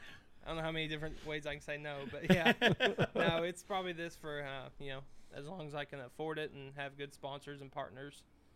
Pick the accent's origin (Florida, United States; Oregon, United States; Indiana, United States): Indiana, United States; Avoca; also born or lived in Bedford, Indiana; Hometown's Avoca. But it's in, you know, my town, Bedford.